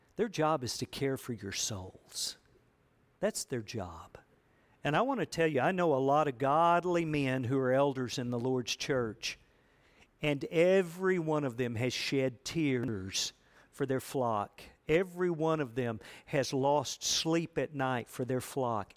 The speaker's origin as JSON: {"language": "English", "country": "United States", "tie": "born or raised there", "said": "I grew up here in America"}